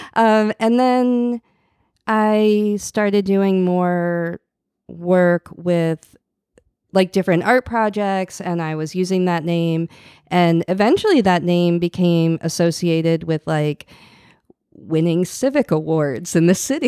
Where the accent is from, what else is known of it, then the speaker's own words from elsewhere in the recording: outside Boston, Massachusetts, United States; moved away as an adult; now in New Orleans, United States; I grew up in outside Boston